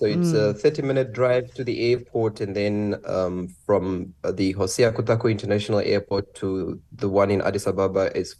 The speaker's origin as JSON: {"language": "English", "country": "Namibia", "said": "I came from Namibia, that's in the southwestern part of Africa, way down south."}